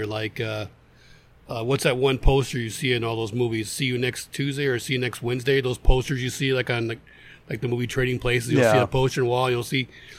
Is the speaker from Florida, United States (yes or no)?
no; Ellsworth, Maine, United States; born there; also born or lived in Pennsylvania; now in Griffith, United States; And I was born in Ellsworth, which is a couple of towns over from that. So that's how I ended up in Maine.